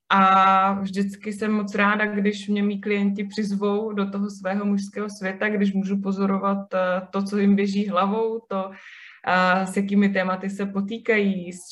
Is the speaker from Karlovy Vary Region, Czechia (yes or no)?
no; Kyjov, South Moravian Region, Czechia; moved away as an adult; also born or lived in Brno / Hradec Králové; now in Prague, Czech Republic; pocházím úplně původně z Kijova, což je malé městečko na Slovácku.